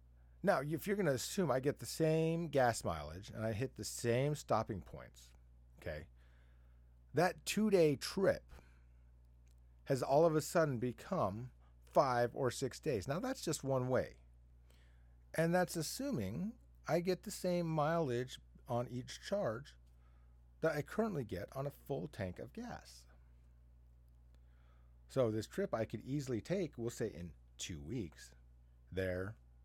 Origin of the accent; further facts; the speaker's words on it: Arizona, United States; now in Washington, United States; I like to travel from Washington to where I grew up in Southern Arizona.